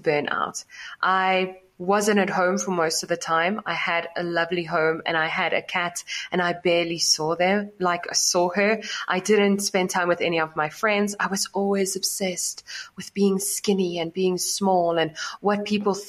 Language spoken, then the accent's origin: English; South Africa; I grew up in South Africa in a small city